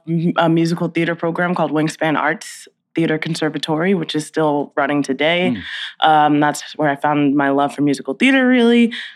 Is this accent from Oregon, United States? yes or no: no; New York City, New York, United States; Yes, I am born and raised in New York City, Queens, New York.